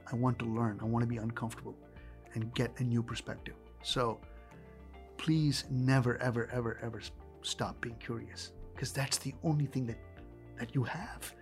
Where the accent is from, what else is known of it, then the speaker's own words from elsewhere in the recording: India; As an Indian child growing up